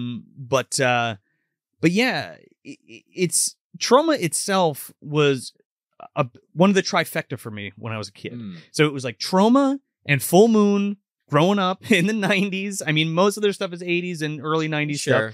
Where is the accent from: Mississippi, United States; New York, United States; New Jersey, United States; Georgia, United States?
New Jersey, United States; we're from New Jersey.